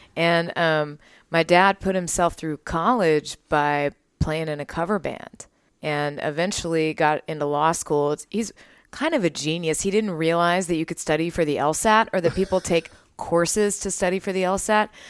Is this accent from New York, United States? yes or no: no; Waco, Texas, United States; I grew up in Waco